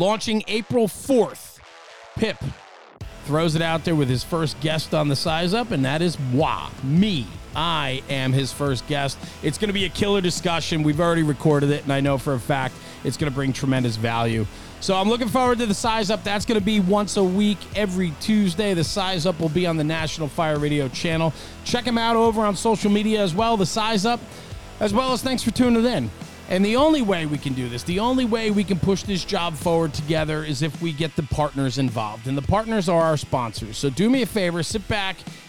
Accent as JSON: {"language": "English", "region": "New Jersey", "country": "United States", "said": "the part of town I'm from is the Northeast. It's called New Jersey"}